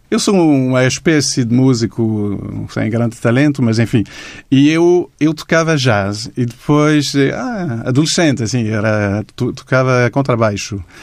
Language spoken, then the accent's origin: Portuguese; Montreal, Quebec, Canada; Portuguese is a second language; moved away as an adult; now in Lisbon, Portugal; eu sou de Montreal, no Canadá